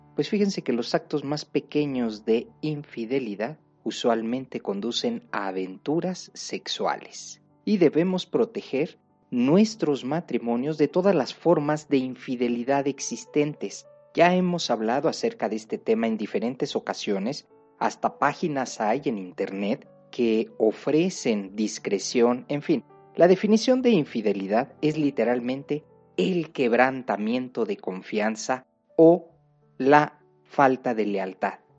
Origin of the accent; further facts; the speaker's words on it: Mexico; una cultura como la mexicana